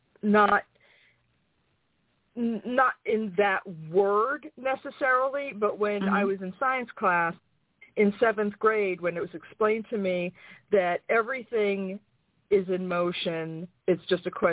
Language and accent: English; New York, United States; moved away as an adult; also born or lived in Florida; now in North Carolina, United States; I'm from New York